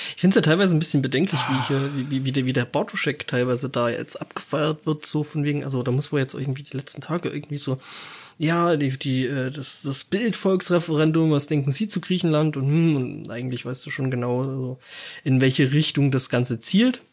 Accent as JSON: {"language": "German", "country": "Germany", "said": "bei uns in Deutschland"}